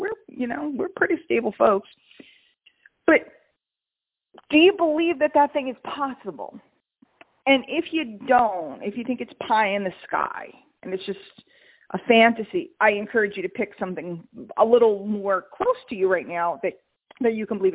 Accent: New York, United States; I'm from New York

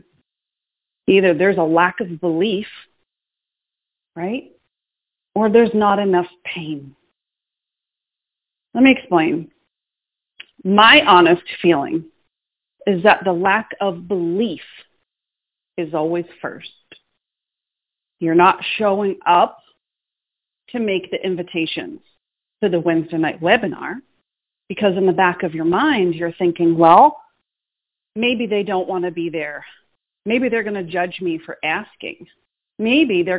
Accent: Boston, Massachusetts, United States; moved away; I'm from Boston, Massachusetts. I'm still a city girl, even though I'm living in the country.

